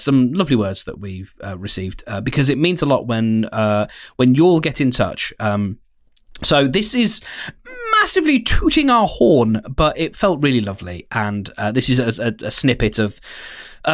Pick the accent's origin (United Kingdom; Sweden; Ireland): United Kingdom; Birmingham, West Midlands; we are literally just some douchebags from Birmingham